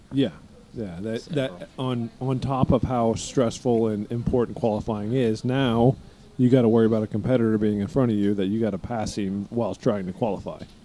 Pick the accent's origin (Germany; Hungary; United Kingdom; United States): United States; East Coast; we're from the East Coast.